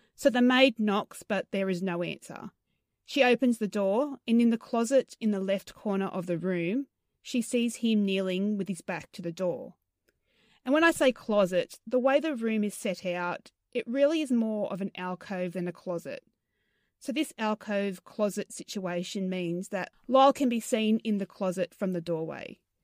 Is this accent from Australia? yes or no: yes; Australia; accent: Australian; I sound very Australian.